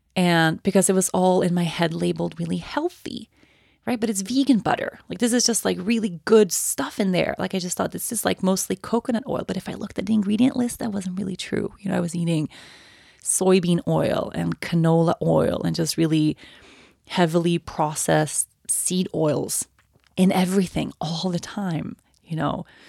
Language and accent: English; Sweden; moved away as an adult; I turned eighteen and I moved away from Sweden